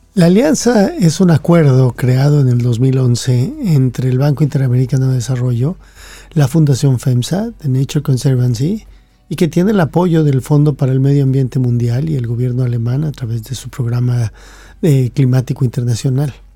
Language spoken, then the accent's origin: Spanish; Mexico; cuando yo fui a la escuela, yo soy mexicano, fui a la escuela de niño